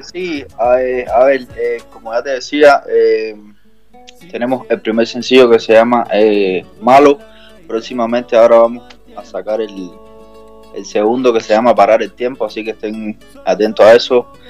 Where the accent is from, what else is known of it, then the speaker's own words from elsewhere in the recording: Cuba; yo soy cubano